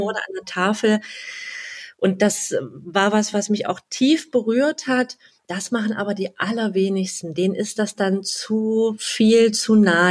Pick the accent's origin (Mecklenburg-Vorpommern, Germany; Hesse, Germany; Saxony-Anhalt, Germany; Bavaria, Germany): Saxony-Anhalt, Germany; Halle; also born or lived in near Leipzig; now in Leipzig, Germany; Ich wohne ganz in der Nähe von Leipzig und ja, bin 39 Jahre alt, gebürtige Hallenserin, deswegen sind wir uns vom Dialekt auch ein bisschen näher